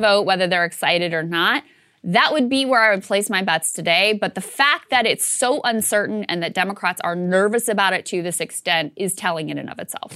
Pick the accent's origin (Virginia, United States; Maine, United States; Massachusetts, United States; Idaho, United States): Virginia, United States; it's my home state